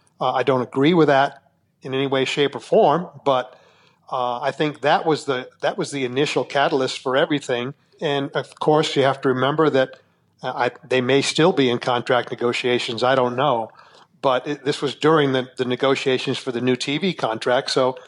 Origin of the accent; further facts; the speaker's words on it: Phoenix, Arizona, United States; they could give me a proper send-off at Phoenix where I could retire in my hometown.